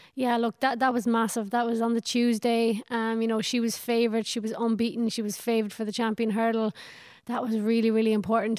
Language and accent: English; Ireland; from my hometown in Killinall